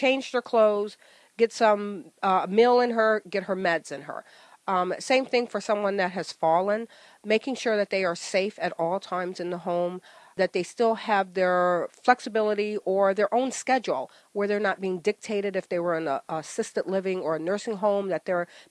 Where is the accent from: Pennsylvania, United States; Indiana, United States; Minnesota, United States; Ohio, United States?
Ohio, United States; moved away as an adult; also born or lived in Old Bridge, New Jersey; now in New Jersey, United States; I'm originally from Ohio, moved here from a corporate relocation for my husband